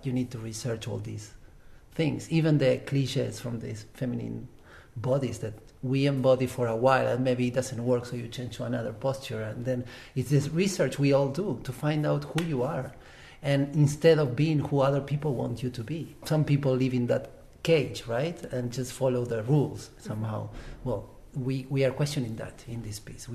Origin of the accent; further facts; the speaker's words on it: Uruguay; moved away; also born or lived in Germany; I come from Uruguay. I also lived in Germany for a while, so I have these two backgrounds